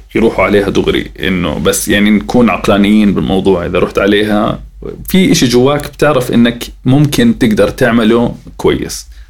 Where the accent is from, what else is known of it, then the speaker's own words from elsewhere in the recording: Jordan; احنا عندنا بالاردن